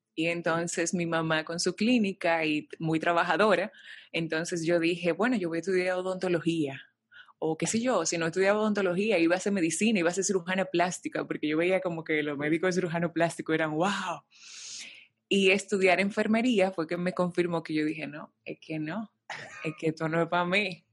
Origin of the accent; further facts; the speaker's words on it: Santo Domingo, Distrito Nacional, Dominican Republic; soy dominicana, nací en Santo Domingo